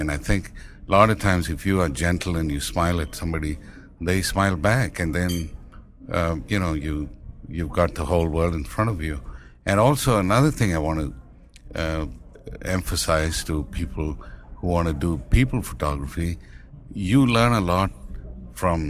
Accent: Tamil Nadu, India; accent: Indian; first language Tamil; English is a second language; moved away; I speak my mother tongue, which is Tamil. Even rest of India doesn't speak that language. Hindi is our national language, and I speak English, you know, of course, with an Indian accent

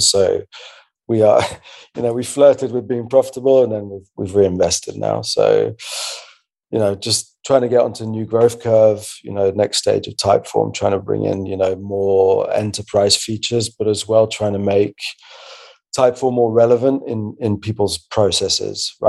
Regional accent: Belgium; I'm actually from Belgium

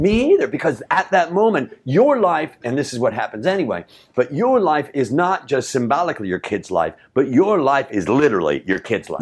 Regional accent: Chicago, Illinois, United States; moved away; I was in West Rogers Park

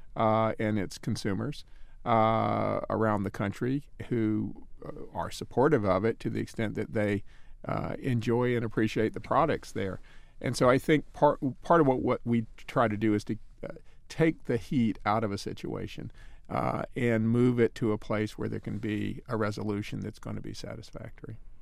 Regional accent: North Carolina, United States; I'm from North Carolina

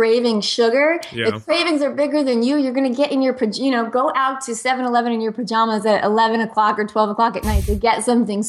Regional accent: New Jersey, United States; moved away; I'm from New Jersey originally, and I say I was raised on pizza, pasta, and antibiotics.

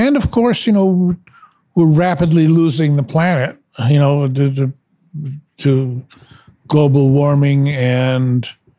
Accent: New York, United States; which was a big old movie palace that I grew up going to on Saturday matinees. It was a great time to be in New York, I must say.

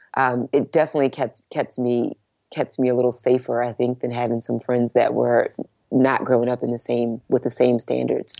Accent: Baltimore, Maryland, United States; now in Dallas, United States; I grew up in Baltimore

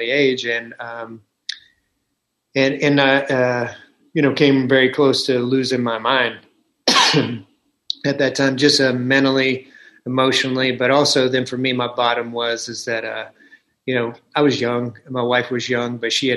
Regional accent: the South, United States; I was raised in the South

